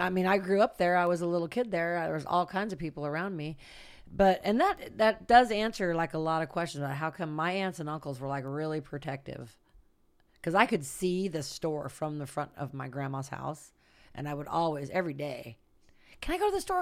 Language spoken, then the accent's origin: English; Santa Rosa, California, United States; I'm from Santa Rosa. That's where I was born and raised.